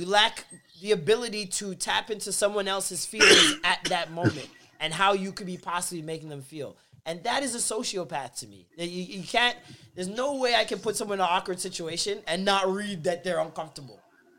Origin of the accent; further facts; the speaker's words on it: Midwest, United States; Fuck St. Louis, nigga. I'm from the Midwest.